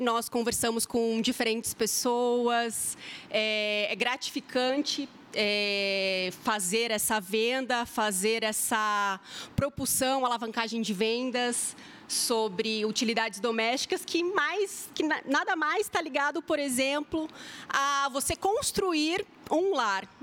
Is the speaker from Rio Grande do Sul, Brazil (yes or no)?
no; São Paulo, Brazil; accent: R puxado; now in Maringá, Brazil; eu sou paulistana